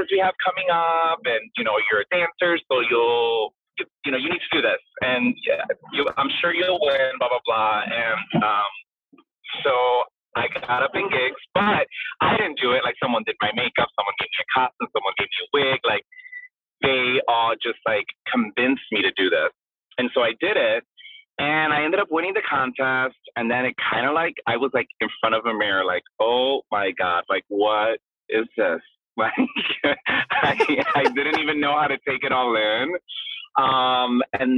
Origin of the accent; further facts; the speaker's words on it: Chicago, Illinois, United States; first language Spanish; English is a second language; also born or lived in Puerto Rico; born here in Chicago